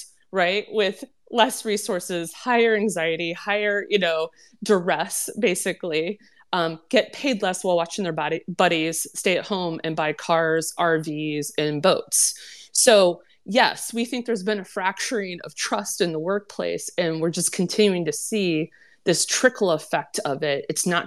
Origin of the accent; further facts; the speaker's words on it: Minnesota, United States; my home state of Minnesota